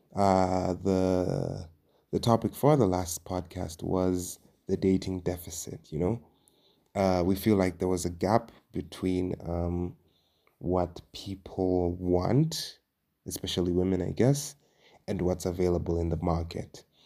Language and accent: English; Dar es Salaam, Tanzania; moved away as an adult; now in Nairobi, Kenya; I am originally from and I was born and raised in Dar es Salaam, Tanzania. but right now I am living and working in Nairobi, Kenya.